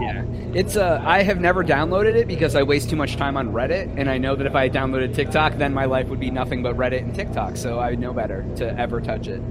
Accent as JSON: {"language": "English", "region": "Ohio by Lake Erie", "country": "United States", "tie": "born or raised there", "moved": "yes", "lives_now": "Texas, United States", "said": "I grew up in Ohio by Lake Erie"}